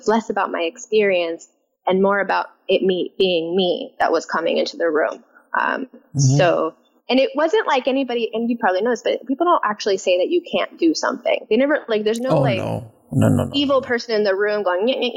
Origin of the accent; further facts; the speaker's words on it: San Francisco, California, United States; I grew up in the Mission District of San Francisco